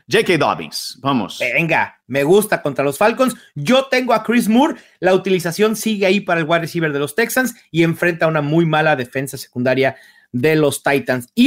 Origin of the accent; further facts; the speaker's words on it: Brazil; yo como brasileño